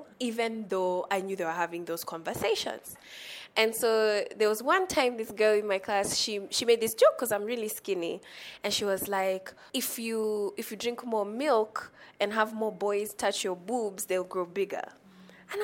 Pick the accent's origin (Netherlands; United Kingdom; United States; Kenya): Kenya; Nairobi; I am from Nairobi, born and raised